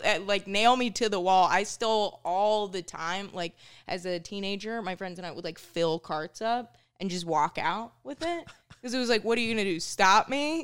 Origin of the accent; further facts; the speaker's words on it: Minnesota, United States; moved away as an adult; now in New York, United States; growing up in Minnesota was pretty cool